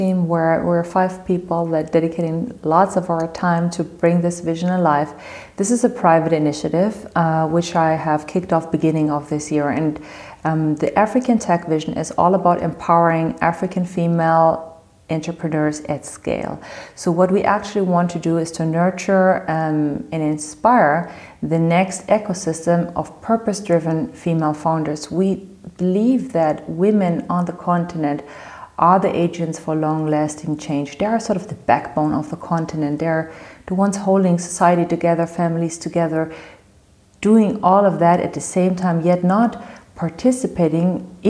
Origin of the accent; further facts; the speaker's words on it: Morocco; I've been engaged in a couple of social projects in my home country, Morocco, some of them together with my father.